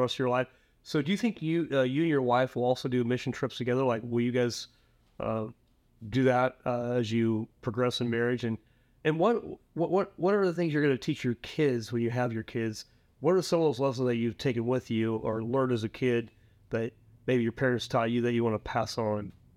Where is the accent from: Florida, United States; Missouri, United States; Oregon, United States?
Oregon, United States; Prineville; my hometown, little hometown of Prime, Oregon, uh, Central Oregon